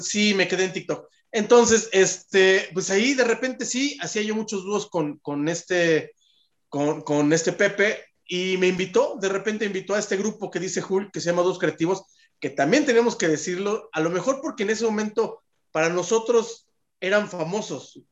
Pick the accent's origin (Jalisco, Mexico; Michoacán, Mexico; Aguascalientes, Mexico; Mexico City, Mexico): Mexico City, Mexico; yo soy del Pedregal